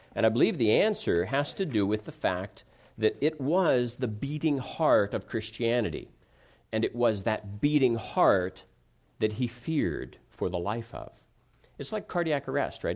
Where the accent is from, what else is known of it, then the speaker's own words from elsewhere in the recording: Ohio, United States; moved away as an adult; also born or lived in California; I grew up in the Midwest, in Ohio, and, and then I was in California for ten years, and then I've been back here.